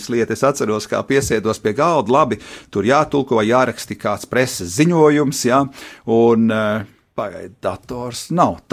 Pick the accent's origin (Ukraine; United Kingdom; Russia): United Kingdom; England; now in Latvia; es esmu vienīgais no Eiropas, kas šeit bija. Es biju vienīgais no Anglijas, kas šeit bija un palicis 29 gadus vēlāk.